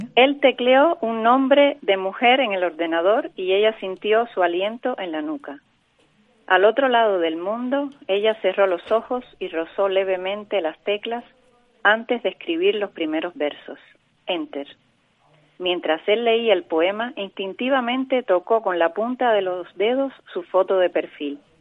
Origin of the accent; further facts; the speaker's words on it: Cuba; now in Canary Islands, Spain; el pueblo donde yo nací, un pueblito en el el Macondo cubano, en el sur de La Habana